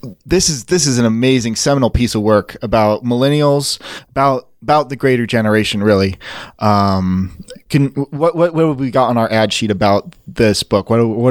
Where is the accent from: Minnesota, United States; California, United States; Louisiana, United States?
California, United States; Hollywood; No, man. Like, I'm vacationing. I'm from Hollywood.